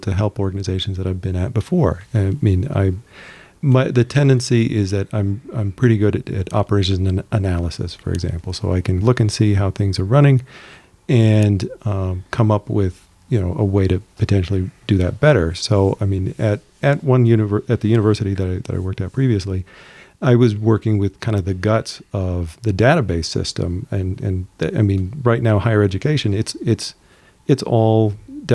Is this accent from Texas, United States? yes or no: yes; El Paso, Texas, United States; I'm from El Paso, Texas